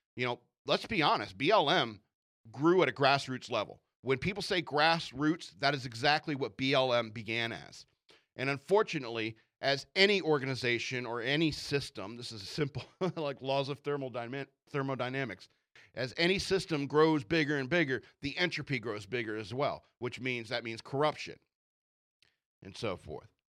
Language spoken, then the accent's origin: English; United States; I am an American who lives in America.